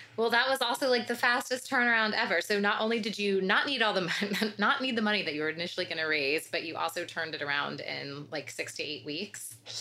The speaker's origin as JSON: {"language": "English", "town": "Atlanta", "region": "Georgia", "country": "United States", "tie": "born or raised there", "moved": "yes", "said": "I grew up in Atlanta and ran in some of the same circles as Rob"}